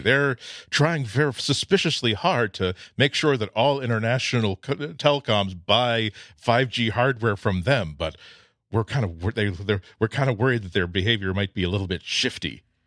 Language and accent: English; United States; I'm American.